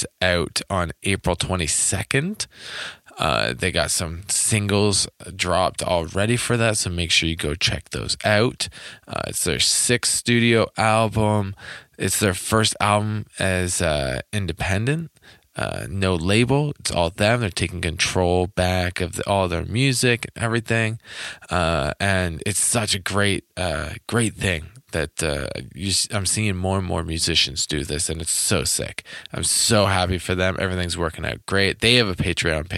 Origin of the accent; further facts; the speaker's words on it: Toronto, Ontario, Canada; I'm originally from Toronto